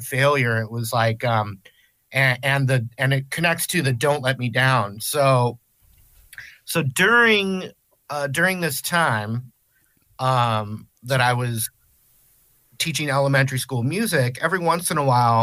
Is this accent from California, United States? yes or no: yes; Southern California, United States; Southern California, born and raised